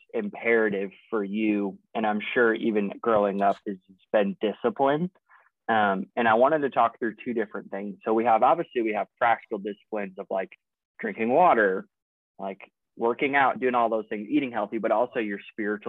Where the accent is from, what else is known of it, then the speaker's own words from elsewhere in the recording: Iowa, United States; I'm from Iowa